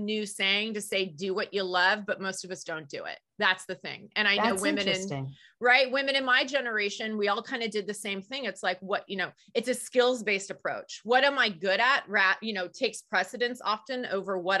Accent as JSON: {"language": "English", "area": "the Bay Area", "region": "California", "country": "United States", "tie": "born or raised there", "said": "I grew up in the Bay Area"}